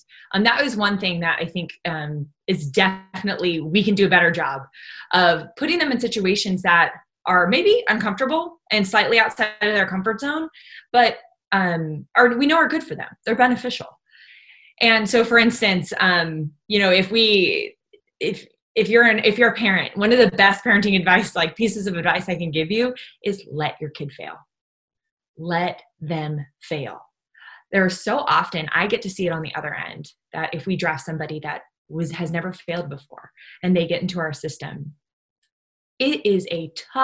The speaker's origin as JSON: {"language": "English", "region": "Southern California", "country": "United States", "tie": "born or raised there", "said": "I grew up in Southern California"}